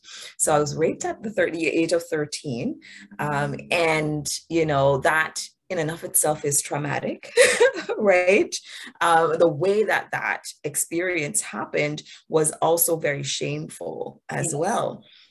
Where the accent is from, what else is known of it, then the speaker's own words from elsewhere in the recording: Jamaica; So I'm from Jamaica. I was born in Jamaica.